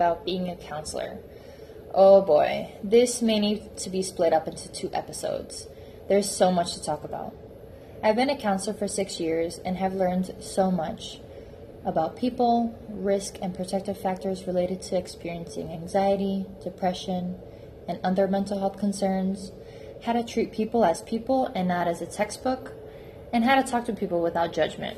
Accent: New Jersey, United States; moved away as an adult; now in Chicago, United States; I'm from New Jersey, and not from the Jersey Shore

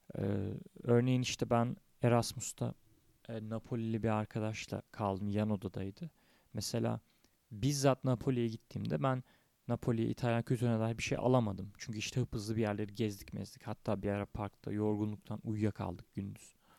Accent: Tekirdağ, Turkey; Tekirdağ'da indim memleketimde

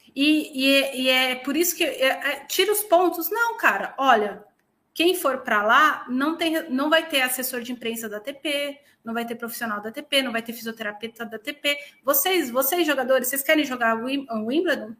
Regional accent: São Paulo, Brazil; moved away as an adult; also born or lived in Minas Gerais; now in Portugal; eu sou paulistana e eu sou paulistana mesmo

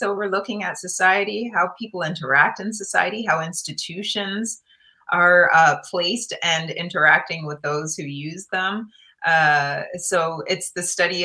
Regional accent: Guelph, Ontario, Canada; moved away as an adult; now in United States; I grew up in Guelph, Ontario in Canada

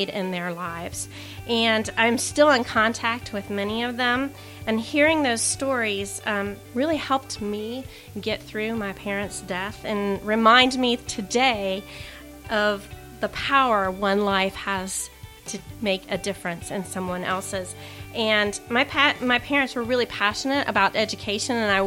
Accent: Hamilton, Ohio, United States; also born or lived in San Diego, California; now in Mason, United States; I am from Hamilton, Ohio

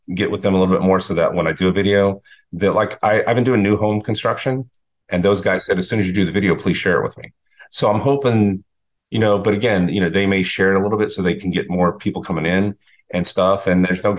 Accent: Texas, United States; now in Boynton Beach, United States; I grew up in Texas

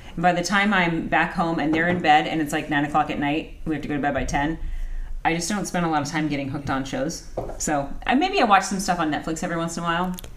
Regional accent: Anaheim, California, United States; I grew up in Anaheim.

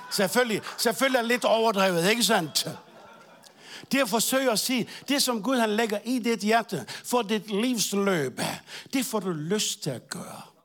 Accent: Bornholm, Capital Region of Denmark, Denmark; moved away; jeg var ikke rigtig dansker, jeg er Bornholmer

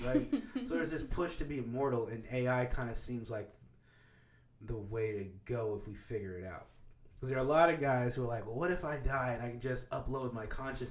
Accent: Kansas, United States; moved away; I grew up in Kansas

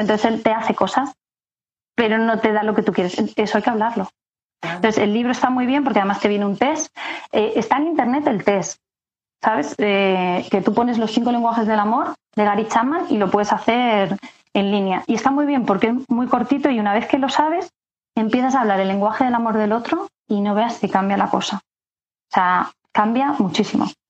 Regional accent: Castilla-La Mancha, Spain; moved away as an adult; also born or lived in Madrid; como me tuve que venir a Madrid a estudiar, porque yo soy de Castilla-La Mancha

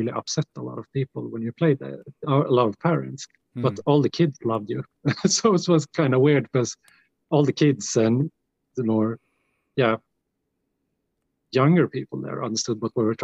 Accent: Gävle, Gävleborg County, Sweden; also born or lived in Gothenburg; we got like big festivals here in my hometown here that plays like black metal bands and death metal bands. The Gävle Metal, it's called Gävle Metal Festival

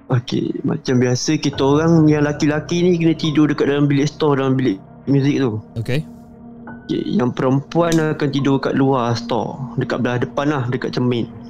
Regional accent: Selangor, Malaysia; saya daripada Selangor, umur saya 22.

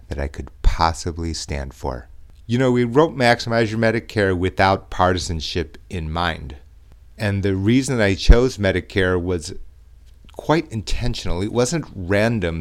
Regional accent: United States; I was born in the United States

